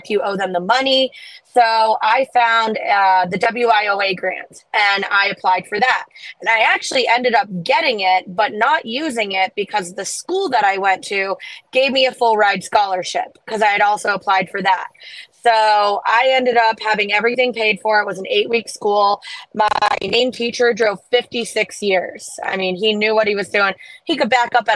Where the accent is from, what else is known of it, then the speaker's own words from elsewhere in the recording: Florida, United States; I'm from Florida.